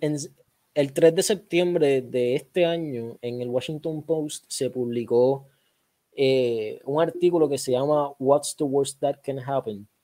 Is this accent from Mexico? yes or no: no; Puerto Rico; somos puertorriqueños, pero somos parte de Estados Unidos